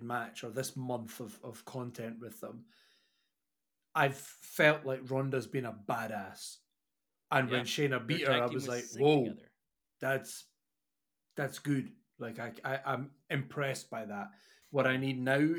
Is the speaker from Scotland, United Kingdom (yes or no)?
yes; Scotland, United Kingdom; I'm Scottish